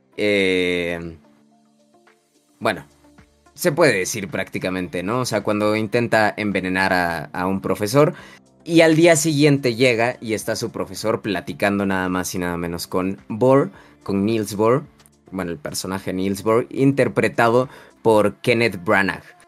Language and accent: Spanish; Mexico; nuestra cultura como mexicanos